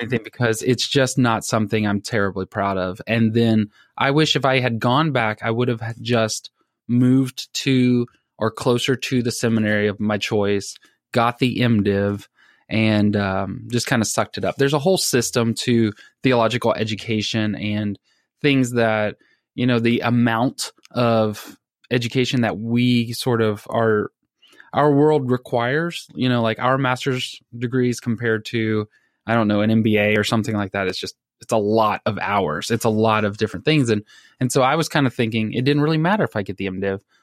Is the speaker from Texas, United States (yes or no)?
yes; Texas, United States; I'm from Texas